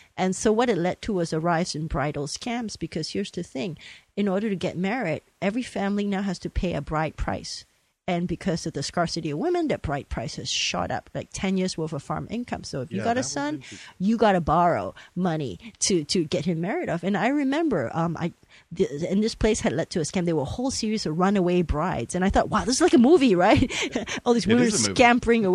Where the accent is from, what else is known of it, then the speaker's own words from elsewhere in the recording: Malaysia; moved away; I'm a third generation of Chinese. I grew up in Malaysia